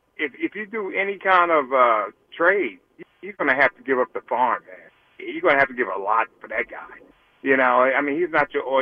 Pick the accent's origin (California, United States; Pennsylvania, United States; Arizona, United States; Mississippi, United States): Pennsylvania, United States; I come all the way from Pennsylvania to go see a Jets game.